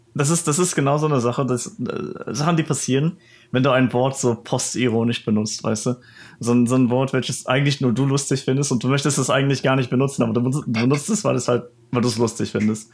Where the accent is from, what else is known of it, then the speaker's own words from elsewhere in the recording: Netherlands; mir als Holländer